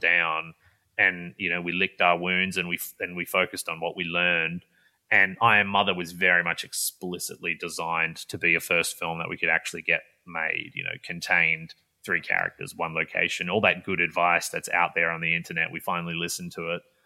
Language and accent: English; Perth, Western Australia, Australia; moved away as an adult; now in Los Angeles, United States; So I grew up in Perth, Western Australia, which is about as far from where I'm living now in L A as you can get.